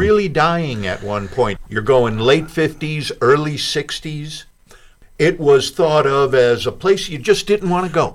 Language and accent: English; Chicago, Illinois, United States; now in Bloomington, United States; I grew up in a bungalow in Chicago